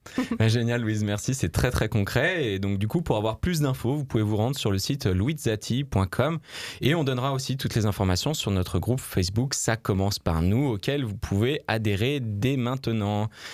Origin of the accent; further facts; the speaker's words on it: France; j'habite en France, je suis français